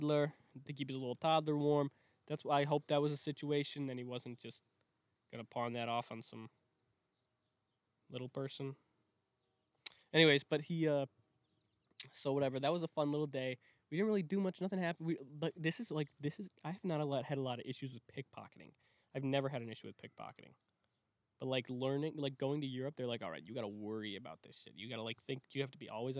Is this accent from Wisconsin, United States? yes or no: yes; Wisconsin, United States; I'm from Wisconsin.